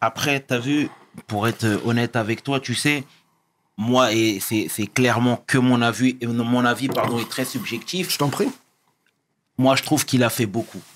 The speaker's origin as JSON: {"language": "French", "town": "Sarcelles", "region": "Île-de-France", "country": "France", "said": "je venais de Sarcelles"}